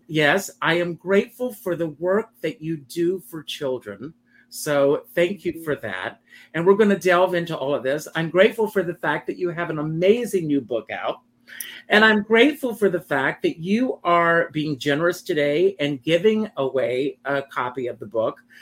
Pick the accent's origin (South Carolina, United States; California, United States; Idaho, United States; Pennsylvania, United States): South Carolina, United States; Myrtle Beach; just outside of Myrtle Beach.